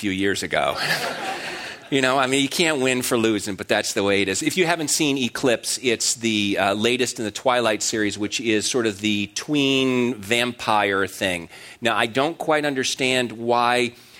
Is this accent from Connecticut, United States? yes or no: yes; Connecticut, United States; I grew up in Connecticut